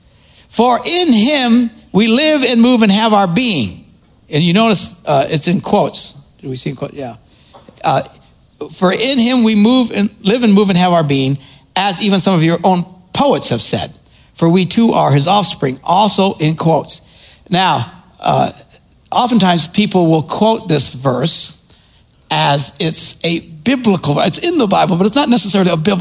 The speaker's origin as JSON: {"language": "English", "region": "Wisconsin", "country": "United States", "said": "I'm from Wisconsin"}